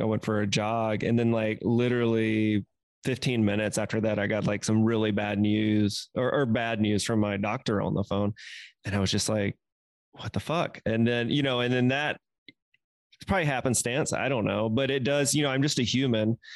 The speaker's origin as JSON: {"language": "English", "region": "the South", "country": "United States", "tie": "born or raised there", "said": "growing up in the South"}